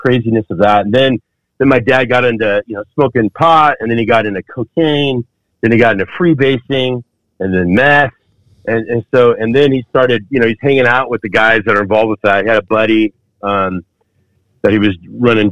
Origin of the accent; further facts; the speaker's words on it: Fountain Valley, California, United States; also born or lived in Parma, Cleveland, Ohio; we had a house there in Orange County, California, and moved out to by Huntington Beach, called Fountain Valley. And I grew up there